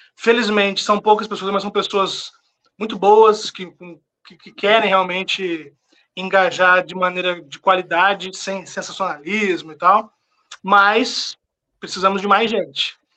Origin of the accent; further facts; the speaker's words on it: São José dos Campos, São Paulo, Brazil; also born or lived in Paraíba; resolvi voltar para São José dos Campos, que é a minha cidade. Sou do interior de São Paulo, São José dos Campos